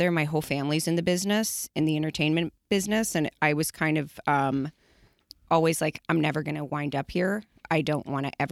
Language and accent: English; Beverly Hills, California, United States; I grew up here. Um, I I grew up in Beverly Hills.